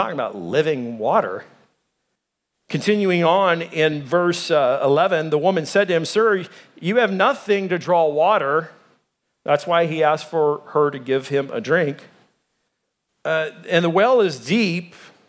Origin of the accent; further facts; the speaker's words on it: Arkansas, United States; now in Arizona, United States; I came from Arkansas. There's racist people there. There's racist people here in Arizona.